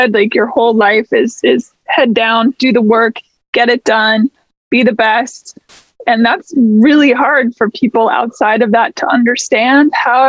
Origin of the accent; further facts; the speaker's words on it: Seattle, Washington, United States; I grew up in the Pacific Northwest, so. Oh, for real? Where? Yeah, in Seattle.